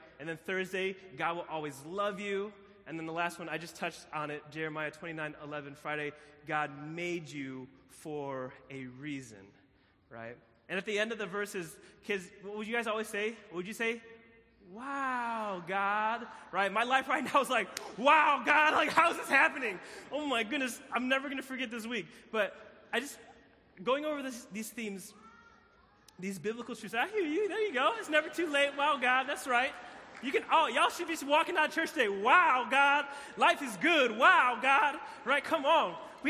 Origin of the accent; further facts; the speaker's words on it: Philippines; And so my birth mom flew, I'm from the Philippines. Any Filipinos in the building? Come on, Filipino, right? Flew from the Philippines, landed in Chicago, found out she was pregnant.